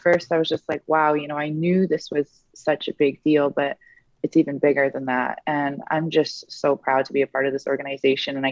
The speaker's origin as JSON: {"language": "English", "town": "Edmonton", "region": "Alberta", "country": "Canada", "tie": "born or raised there", "said": "is it my hometown"}